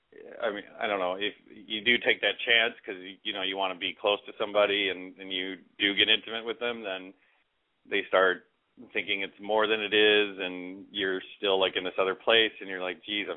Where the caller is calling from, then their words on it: Minneapolis, Minnesota, United States; I'm from Minneapolis. I'm 40.